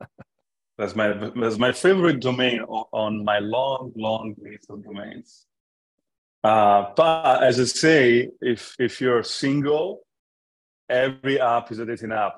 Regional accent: Florence, Tuscany, Italy; English is a second language; moved away as an adult; also born or lived in London; I grew up in Italy, in Florence, until I was 21 years old, which is uh, when uh, I moved to London at 21 and I stayed there until I was 28

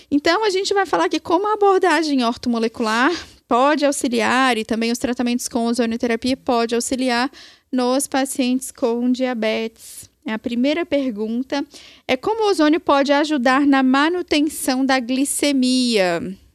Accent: Minas Gerais, Brazil; É eu sou mineira.

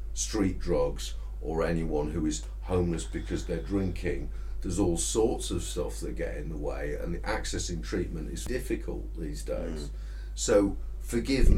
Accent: Yorkshire and the Humber, United Kingdom; as a Yorkshireman

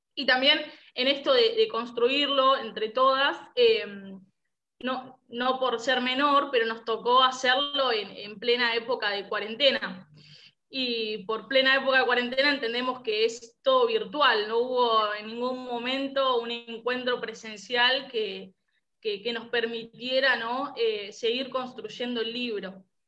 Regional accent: San Justo, Buenos Aires Province, Argentina; soy también de, Buenos Aires, de los alrededores de la capital, diócesis de San Justo

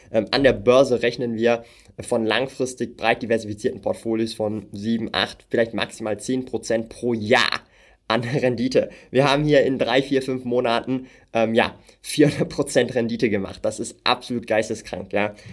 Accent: Switzerland; wenn wir in einen Coop oder ein Mikro gehen hier in der Schweiz, ja. Ich komme halt aus der Schweiz, darum, ich gebe euch ein Schweizer Beispiel.

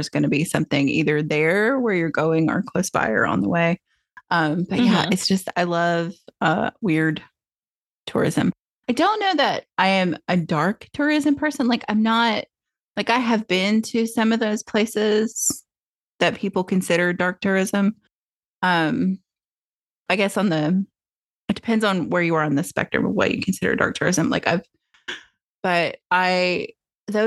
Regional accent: Tennessee, United States; moved away; I grew up in Tennessee.

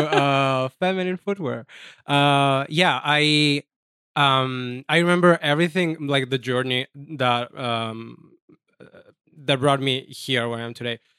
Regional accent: Jesolo, Veneto, Italy; English is a second language; moved away as an adult; now in New York City, United States; I'm from Italy. I'm from a small town, uh, called Jesulo

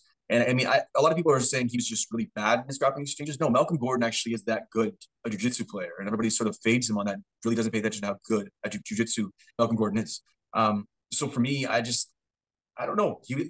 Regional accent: Scotland, United Kingdom; I'm a fan of Duncan. I'm Scottish.

